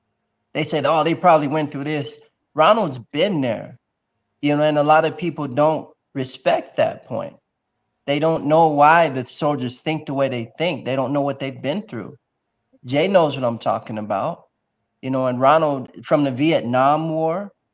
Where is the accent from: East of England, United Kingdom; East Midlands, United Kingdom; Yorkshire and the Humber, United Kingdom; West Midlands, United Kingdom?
East of England, United Kingdom; Ipswich; So I was a military brat. I was raised in Ipswich, England